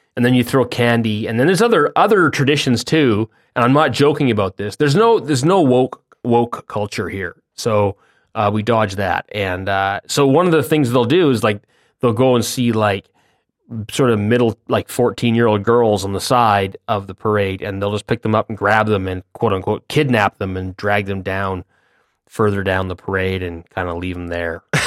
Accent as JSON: {"language": "English", "country": "Canada", "said": "being Canadian"}